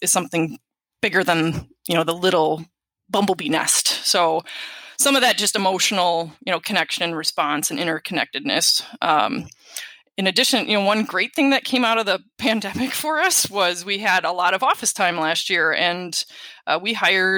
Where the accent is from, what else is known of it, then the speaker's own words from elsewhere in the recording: Wisconsin, United States; my home state. So we have Wisconsin